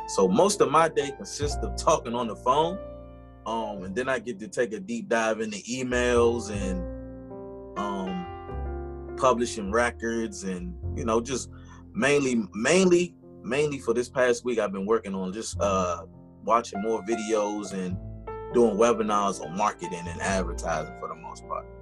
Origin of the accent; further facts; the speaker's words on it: Washington, District of Columbia, United States; born and raised in Washington, D.C.